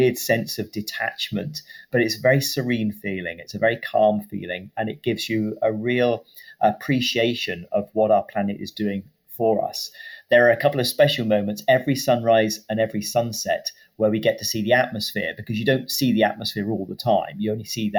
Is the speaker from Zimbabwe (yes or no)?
no; United Kingdom; I'm a British astronaut working for the European Space Agency